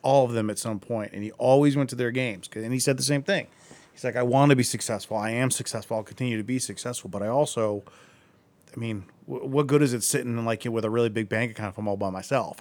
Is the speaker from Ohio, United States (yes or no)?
yes; Akron, Ohio, United States; I grew up in Akron